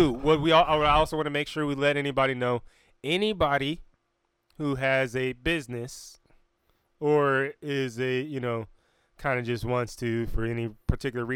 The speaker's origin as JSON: {"language": "English", "town": "Fayetteville", "region": "North Carolina", "country": "United States", "said": "be in Fayetteville, North Carolina, because we're from Dreamville."}